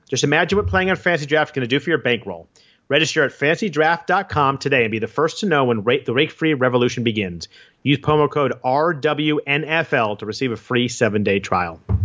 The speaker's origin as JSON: {"language": "English", "area": "Bay Area", "region": "California", "country": "United States", "tie": "born or raised there", "said": "I grew up in the Bay Area, so I'm, uh, I'm Warriors, A's"}